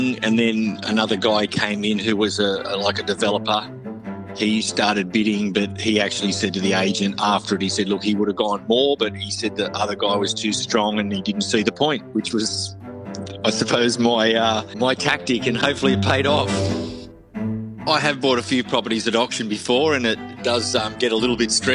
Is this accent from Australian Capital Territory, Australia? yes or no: no; Sydney, New South Wales, Australia; moved away as an adult; now in Brisbane, Australia; Born and bred in Sydney, and I've moved up to Brisbane.